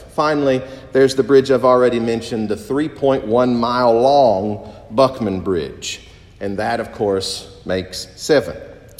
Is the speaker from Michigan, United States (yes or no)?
no; eastern Kentucky, United States; moved away as an adult; now in Jacksonville, United States; Growing up in the mountains of eastern Kentucky, we had water, and we had plenty of it.